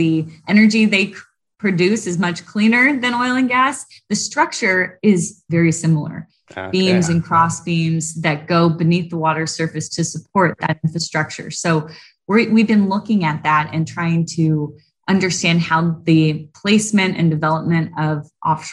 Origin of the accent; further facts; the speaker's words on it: Southern California, United States; I grew up in Southern California